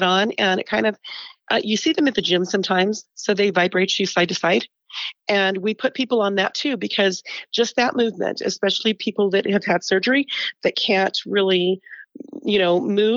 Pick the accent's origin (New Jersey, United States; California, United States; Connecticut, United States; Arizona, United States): California, United States; Porterville; moved away as an adult; now in Salt Lake City, United States; I'm California. I grew up in California.